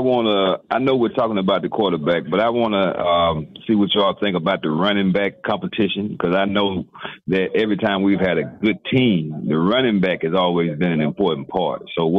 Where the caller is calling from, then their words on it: Mississippi, United States; Calling in from Mississippi